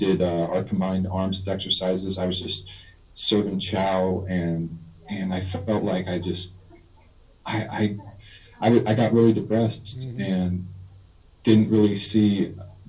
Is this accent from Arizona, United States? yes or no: yes; Tucson, Arizona, United States; also born or lived in Southwest Utah; I was born in Southwest Utah, but I really grew up in Tucson, Arizona